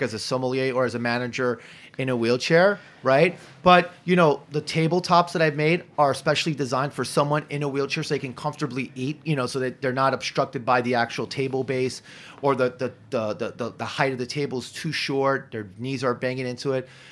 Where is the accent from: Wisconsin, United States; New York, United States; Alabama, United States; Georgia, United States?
New York, United States; I grew up in Hell's Kitchen